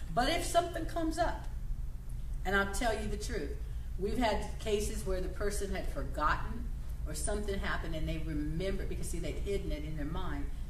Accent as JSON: {"language": "English", "country": "United States", "said": "I'm not Canadian, I'm American"}